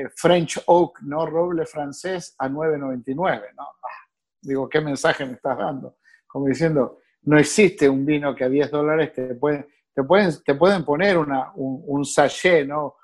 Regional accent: Uruguay; moved away as an adult; now in North Miami, United States; nací en Uruguay

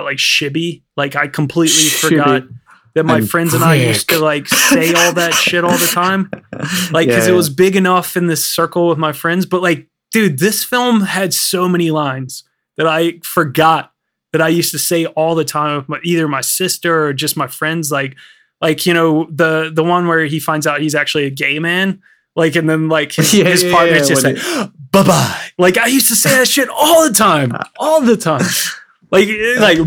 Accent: United States; moved away as an adult; now in London, United Kingdom; I'm from America

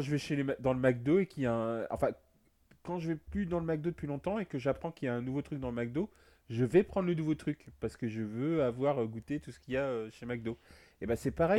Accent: Brittany, France; je suis breton

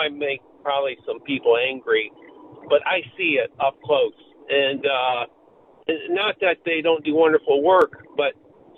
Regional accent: Illinois, United States; moved away; I grew up in Illinois

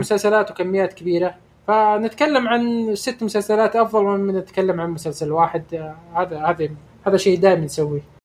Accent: Saudi Arabia; احنا من السعوديه

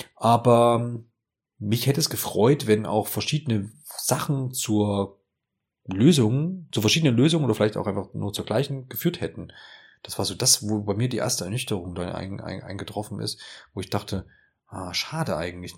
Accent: Erfurt, Thuringia, Germany; von Ingolstadt nach Erfurt, meine Heimatstadt

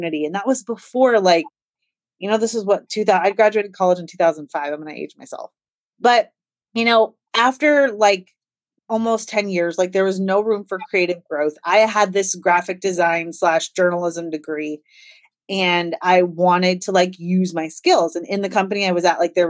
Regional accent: Des Moines, Iowa, United States; I am from Des Moines, Iowa, which is right in the middle of the United

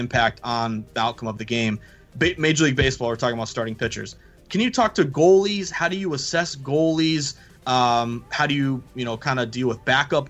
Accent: Boston, Massachusetts, United States; I'm from Boston. I'm a Bruins fan.

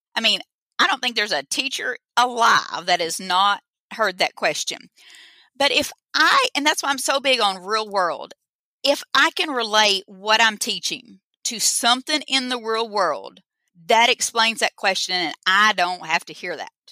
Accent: Boonville, Arkansas, United States; I'm from Arkansas. If I forgot to say that, I'm from Boonville, Arkansas.

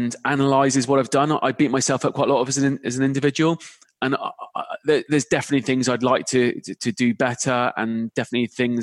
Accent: the Cotswolds, South West England, United Kingdom; moved away as an adult; now in London, United Kingdom; I grew up in the Cotswolds, had an interesting growing up life

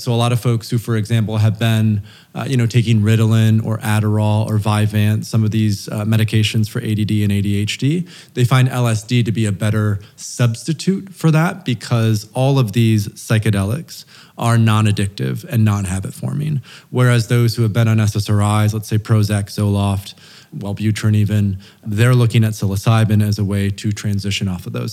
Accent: Grand Rapids, Michigan, United States; moved away as an adult; also born or lived in Turkey / Thailand / Portugal / Oaxaca; I was raised in Grand Rapids, Michigan

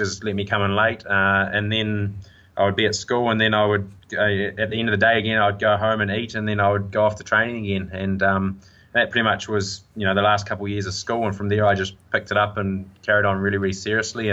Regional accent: Tauranga, Bay of Plenty, New Zealand; also born or lived in Hastings / Whangamata; So I was born in Hastings, but I was only there for about 3 months, and then I grew up in Tauranga.

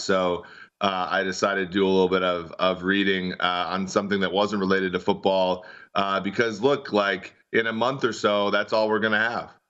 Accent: Minnesota, United States; growing up in Minnesota

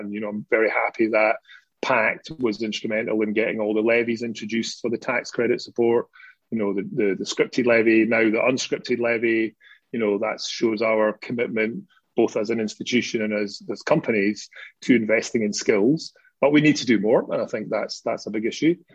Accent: Scotland, United Kingdom; being a Scottish working class lad

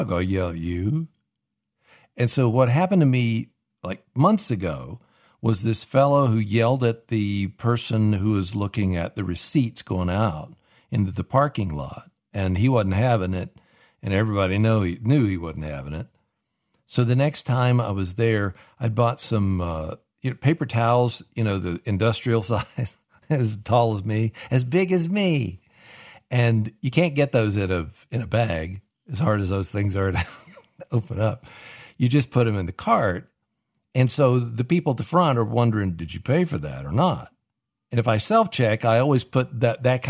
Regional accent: the South, United States; I'm from the South, at least south of the Mason-Dixon line

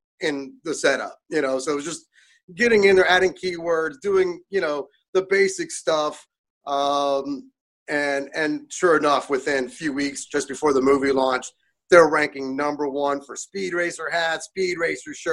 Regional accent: Pittsburgh, Pennsylvania, United States; also born or lived in California; now in Indiana, United States; I grew up in Pittsburgh, but then spent 30 years in California

